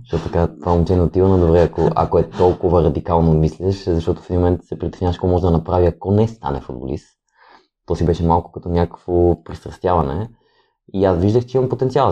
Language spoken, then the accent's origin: Bulgarian; Kyustendil, Kyustendil Province, Bulgaria; moved away; also born or lived in Sofia; Аз съм родом от Кюстендил, там съм израснал